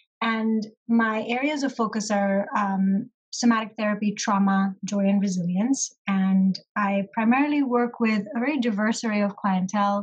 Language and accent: English; Pakistan; moved away; originally I am from Pakistan, and that is where my family lives